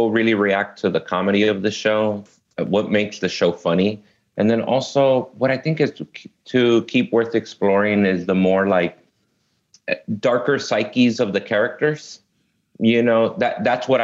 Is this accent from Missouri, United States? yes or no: no; Los Angeles, California, United States; I was born and raised here in L.A. I grew up in South Central Los Angeles and Inglewood.